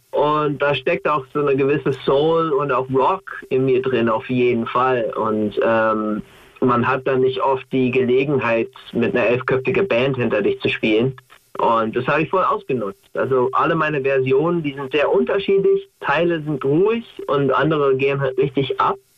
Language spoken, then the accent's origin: German; United States; German is a second language; now in Germany; als Amerikaner